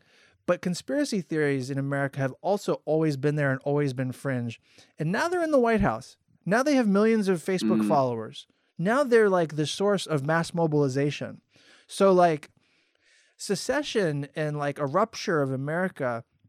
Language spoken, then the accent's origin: English; Florida, United States; also born or lived in Maryland / Indiana / California / Texas; I was stationed in Texas when I was in the military. I grew up in Florida. I was born in Maryland on the East Coast. I lived in Indiana for several years.